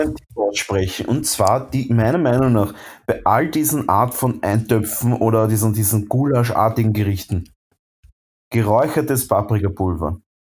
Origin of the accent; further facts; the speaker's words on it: Vienna, Austria; bei uns in Wien